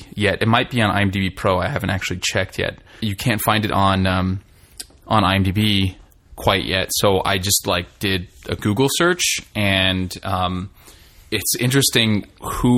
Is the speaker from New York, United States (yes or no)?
no; Victorville, California, United States; Victorville, which is my hometown